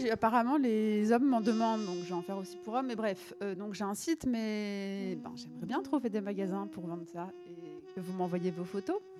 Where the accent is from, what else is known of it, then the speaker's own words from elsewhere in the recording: Hauts-de-France, France; Je suis une ch'ti